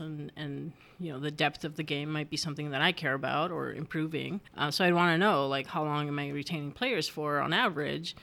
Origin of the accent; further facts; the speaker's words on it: United States; English is a second language; growing up in the U S and not having learned English until after I'd been in school for a while